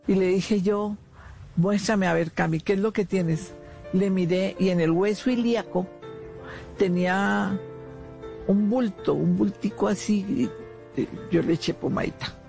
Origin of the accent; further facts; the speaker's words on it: Bogotá, Colombia; also born or lived in Popayán; yo bogotana, de pura cepa